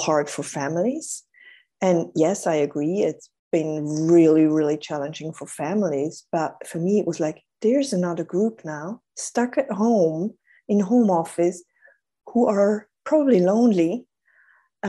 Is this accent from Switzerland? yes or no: yes; Switzerland; I'm Swiss. I'm in Switzerland, and I'm currently based in Zurich.